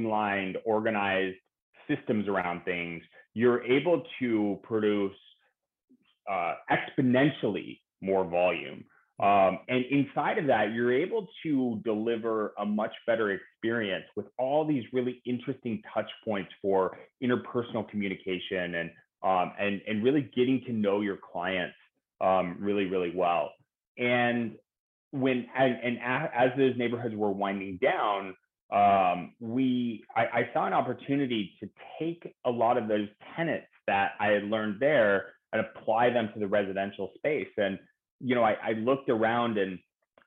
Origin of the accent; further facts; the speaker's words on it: San Francisco Bay Area, California, United States; now in Los Angeles, United States; I grew up in the San Francisco Bay Area